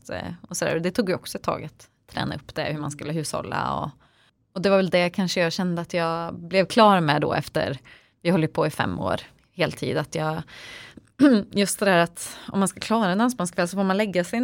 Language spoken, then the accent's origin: Swedish; Töreboda, Västra Götaland, Sweden; så jag är född och uppvuxen i lilla Töreboda